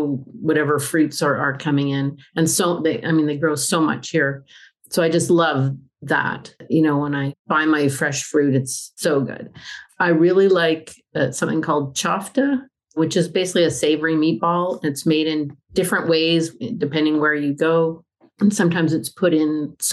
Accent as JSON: {"language": "English", "country": "Canada", "moved": "as an adult", "lives_now": "Albania", "said": "I am a Canadian. I'm not an Albanian."}